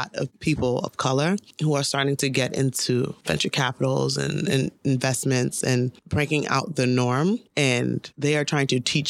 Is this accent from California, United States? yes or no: no; New York City, New York, United States; I'm from the Bronx